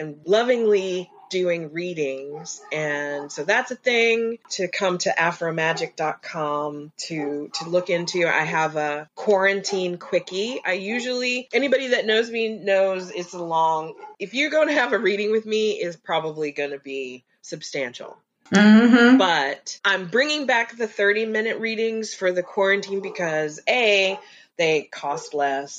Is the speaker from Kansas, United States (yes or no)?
yes; Kansas, United States; I'm from Kansas.